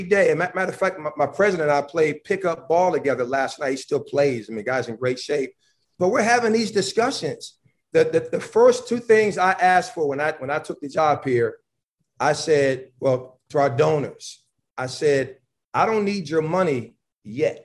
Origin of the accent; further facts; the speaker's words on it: Buffalo, New York, United States; moved away; also born or lived in Georgia / North Carolina; I'm from Buffalo, New York. And I've had a lot of fights growing up as a young person when I was a teenager